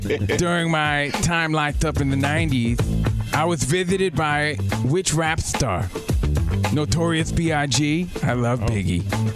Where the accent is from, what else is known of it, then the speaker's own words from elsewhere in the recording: Union, New Jersey, United States; moved away; from Union, New Jersey, out here on the west side.